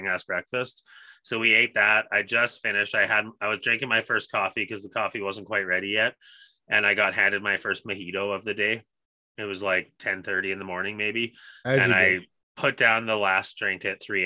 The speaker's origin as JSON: {"language": "English", "town": "Edmonton", "region": "Alberta", "country": "Canada", "tie": "born or raised there", "also_born_or_lived": "Barrie, Ontario", "said": "I was born in Barrie. But anyways, yes, I grew up on the north side of Edmonton"}